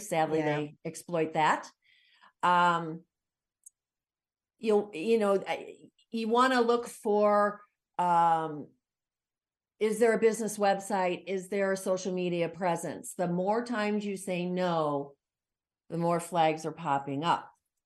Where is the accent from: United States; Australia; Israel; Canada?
United States; as an American